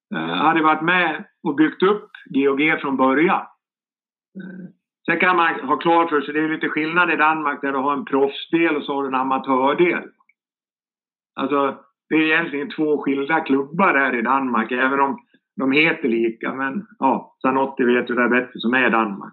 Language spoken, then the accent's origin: Swedish; Sandviken, Gävleborg County, Sweden; moved away; also born or lived in Greece; Där jag kommer ifrån, Sandviken